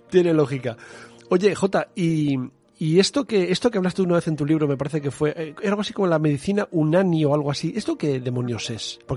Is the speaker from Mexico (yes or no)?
no; León area, Castile and León, Spain; en mi pueblo y en muchos pueblos de la zona de León